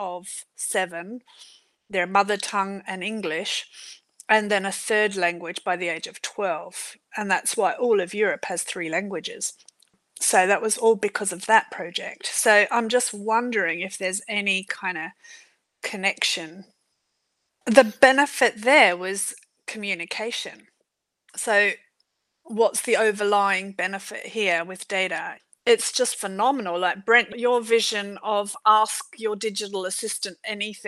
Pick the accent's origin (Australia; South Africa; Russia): Australia; Adelaide, South Australia; I'm from Australia, my hometown has just got it so right. It's in Adelaide